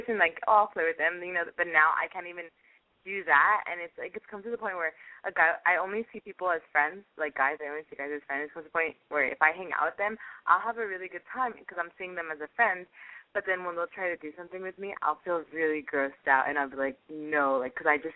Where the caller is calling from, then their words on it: California, United States; I am calling from Doherty, California